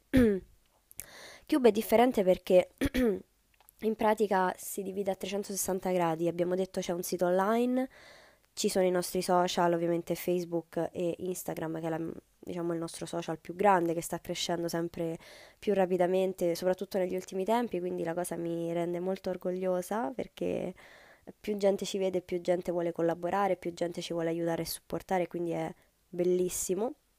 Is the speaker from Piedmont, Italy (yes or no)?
no; Rome, Lazio, Italy; io sono di Roma, eh, studio qui, vivo